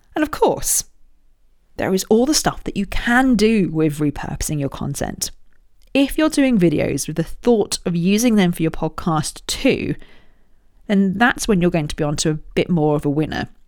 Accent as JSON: {"language": "English", "area": "Royal Berkshire", "region": "South East England", "country": "United Kingdom", "tie": "born or raised there", "said": "I was born in Royal Berkshire."}